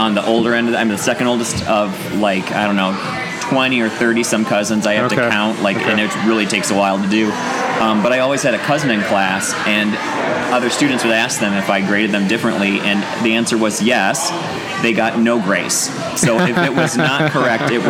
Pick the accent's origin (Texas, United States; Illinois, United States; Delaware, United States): Illinois, United States; Dakota; Dakota, Illinois